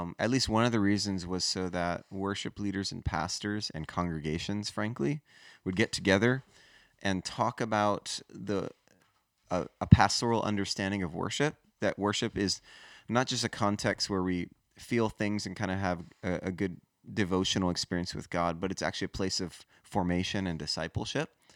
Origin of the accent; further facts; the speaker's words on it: Hawaii, United States; moved away as an adult; also born or lived in Los Angeles / Denver; now in South Florida, United States; I grew up in Hawaii